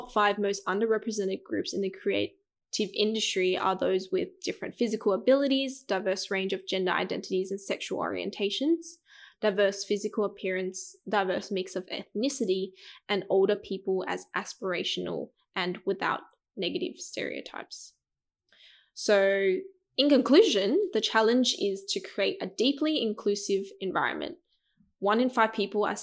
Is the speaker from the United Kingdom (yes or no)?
no; Sydney, New South Wales, Australia; I grew up in Southwest Sydney, but now I live in XYZ